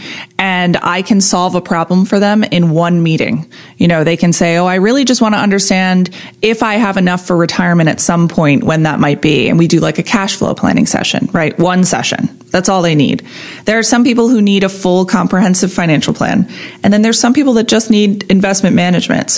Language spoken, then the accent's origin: English; Annapolis, Maryland, United States; also born or lived in Miami; I grew up in the Annapolis, Edgewater, Arnold area